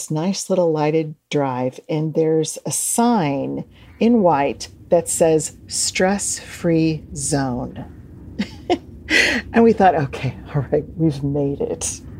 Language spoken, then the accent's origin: English; Springfield, Illinois, United States; I'm from Springfield, Illinois, and I think the states are less accepting of paranormal phenomena, all right?